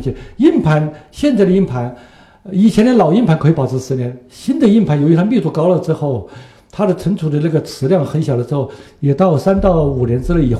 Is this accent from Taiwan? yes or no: no; Zunyi, Guizhou, China; moved away; 因为贵州也是我的家乡，我是在遵义长大的。